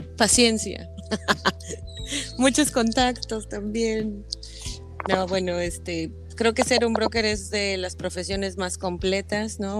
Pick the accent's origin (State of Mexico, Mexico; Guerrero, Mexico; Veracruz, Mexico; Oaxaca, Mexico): State of Mexico, Mexico; moved away as an adult; now in Cozumel, Mexico; soy originaria del Estado de México